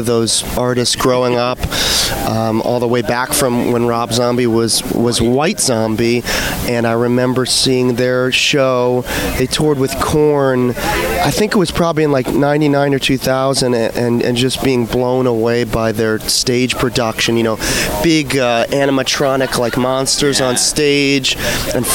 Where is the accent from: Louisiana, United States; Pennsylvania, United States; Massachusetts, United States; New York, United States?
Massachusetts, United States; Salem; I'm from the Salem, Massachusetts area